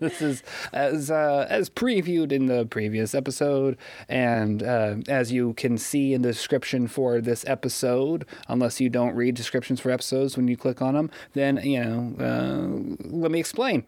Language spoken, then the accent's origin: English; Pierce City, Missouri, United States; also born or lived in Springfield, Missouri; I grew up in Pierce City.